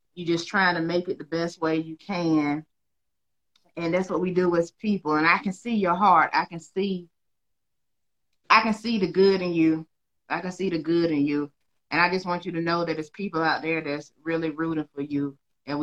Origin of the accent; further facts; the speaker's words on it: Georgia, United States; I'm from Georgia myself